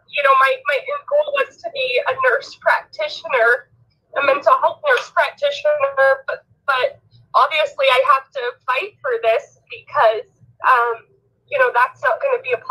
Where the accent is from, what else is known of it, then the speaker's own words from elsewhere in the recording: Elmira, Oregon, United States; now in Idaho, United States; I'm a native Oregonian and Rick is my friend. Um, I, I grew up I grew up in Elmira, Oregon. That's where my family is.